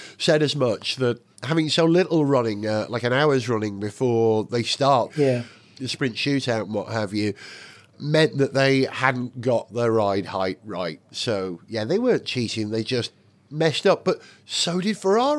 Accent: Welsh, Wales, United Kingdom; as a Welshman

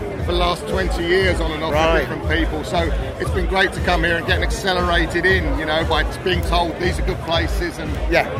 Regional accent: Essex, East of England, United Kingdom; I'm from Essex.

